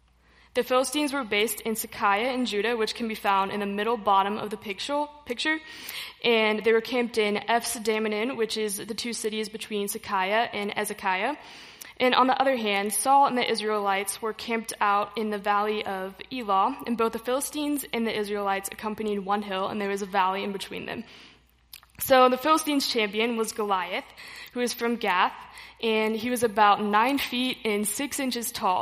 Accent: Holton, Kansas, United States; also born or lived in Hays, Kansas; I grew up in Houlton, Kansas, which is about 20 minutes north of here

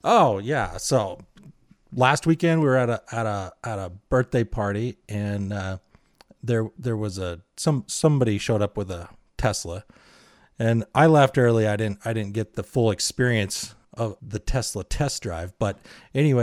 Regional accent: Utah, United States; I am from Utah

